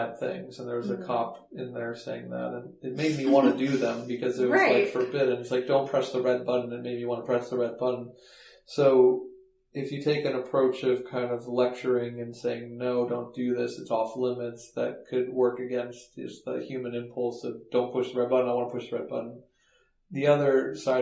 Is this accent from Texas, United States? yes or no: no; Palo Alto, California, United States; moved away as an adult; also born or lived in Baltimore; I was one of those kids that was kind of sheltered growing up in Palo Alto